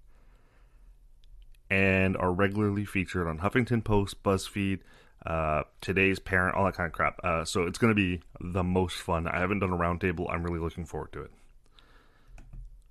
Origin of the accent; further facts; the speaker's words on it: Canada; I'm Canadian